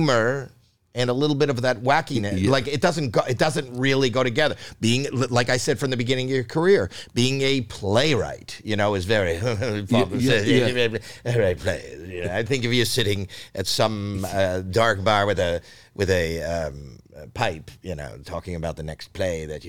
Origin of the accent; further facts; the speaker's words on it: Canada; now in United States; I'm Canadian